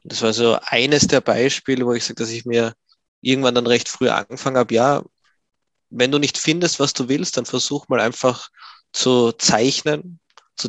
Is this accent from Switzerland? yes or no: no; Graz, Styria, Austria; Ich bin geboren und groß geworden in Graz in Österreich